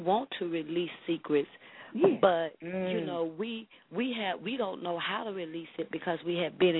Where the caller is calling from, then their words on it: Temple, Texas, United States; I'm calling from Temple, Texas.